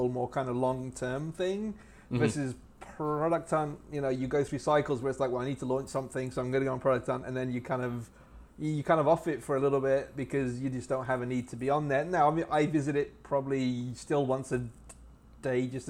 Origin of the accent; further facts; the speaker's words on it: England, United Kingdom; I grew up in England, so I was my family moved to England when I was about 4 years old in the mid 70s.